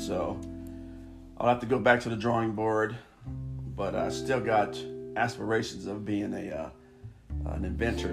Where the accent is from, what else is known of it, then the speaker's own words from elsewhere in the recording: Los Angeles, California, United States; now in Sacramento, United States; I'm originally from Los Angeles, California, born and raised. Moved to Sacramento